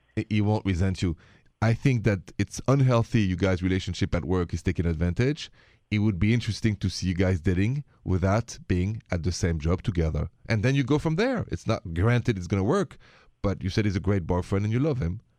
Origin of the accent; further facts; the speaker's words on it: Paris, Île-de-France, France; accent: French; now in United States; the accent is from Paris, France. I'm an American with a French accent.